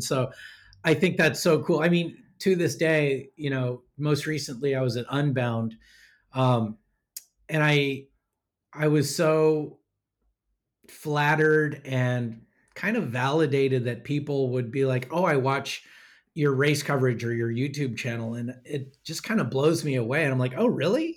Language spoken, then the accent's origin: English; Sacramento, California, United States; also born or lived in North County, San Diego; now in San Diego, United States; I grew up in the flat heat of Sacramento.